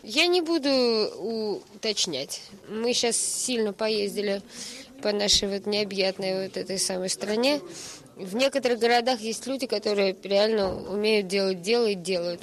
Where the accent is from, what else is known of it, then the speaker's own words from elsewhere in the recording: Voronezh, Voronezh Oblast, Russia; moved away as an adult; now in Moscow, Russia; Воронеж – мой родной город, из которого я уехала в Москву в 99-м